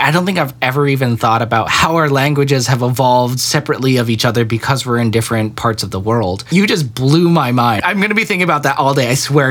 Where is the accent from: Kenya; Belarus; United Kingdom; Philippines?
Philippines; I am technically from the Philippines.